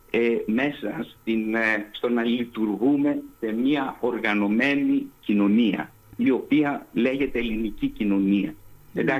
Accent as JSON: {"language": "Greek", "country": "Greece", "said": "σαν Έλληνας γιατί νιωθω"}